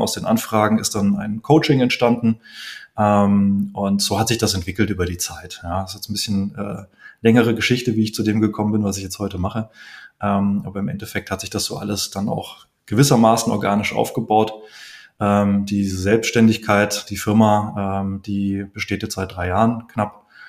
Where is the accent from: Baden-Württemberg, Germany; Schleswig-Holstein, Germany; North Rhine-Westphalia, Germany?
Baden-Württemberg, Germany; Heidelberg; Bei mir, ich komme aus Heidelberg, ist das Heidelberg Zement, BASF, SAP